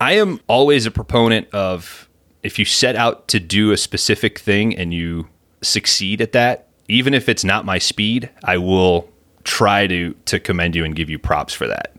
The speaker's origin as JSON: {"language": "English", "country": "United States", "tie": "born or raised there", "said": "As a lifelong American"}